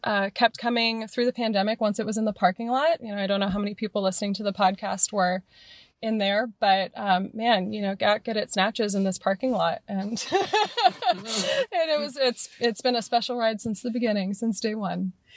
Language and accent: English; Morgan Hill, California, United States; now in Oakland, United States; I grew up in Morgan Hill